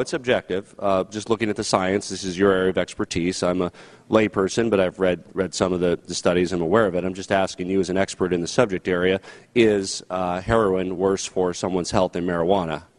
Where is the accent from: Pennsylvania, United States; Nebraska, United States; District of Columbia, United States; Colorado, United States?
Colorado, United States; my home state of Colorado